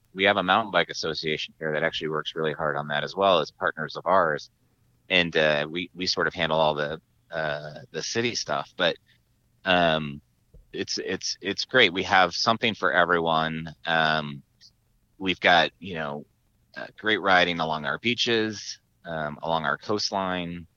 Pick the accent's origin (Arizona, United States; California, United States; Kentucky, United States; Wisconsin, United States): Arizona, United States; Tucson; now in San Diego, United States; my hometown in Tucson, Arizona